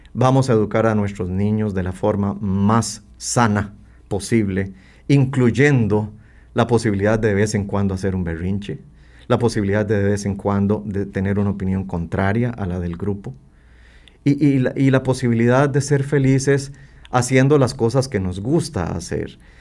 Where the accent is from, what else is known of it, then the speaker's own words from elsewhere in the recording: Costa Rica; como costarricenses